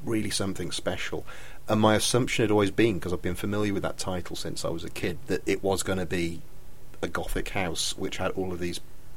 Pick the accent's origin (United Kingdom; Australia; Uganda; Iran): United Kingdom; when I was growing up in Britain